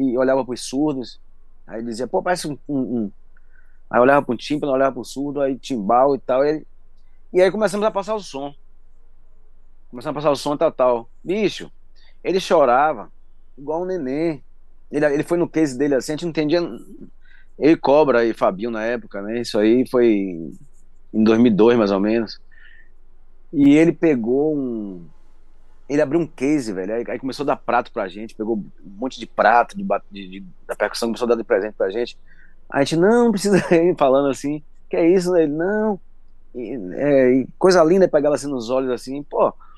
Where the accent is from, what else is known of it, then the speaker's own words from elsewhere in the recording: Salvador, Bahia, Brazil; eu nasci ali no Pelourinho. E minha mãe era amiga, minha avó era amiga dele também, todo mundo ali da comunidade